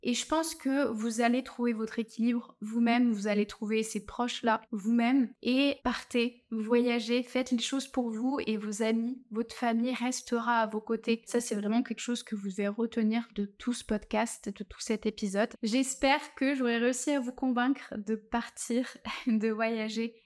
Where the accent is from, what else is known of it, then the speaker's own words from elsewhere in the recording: France; accent: French; moved away; avoir mon accent français